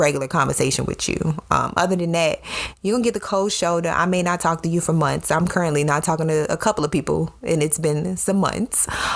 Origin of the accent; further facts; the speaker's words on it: Chicago, Illinois, United States; I'm from Chicago, the city, not the suburbs and not the country.